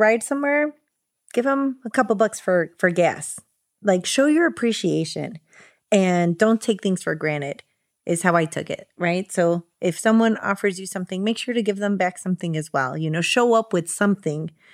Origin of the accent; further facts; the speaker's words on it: Chicago, Illinois, United States; I was born here in Chicago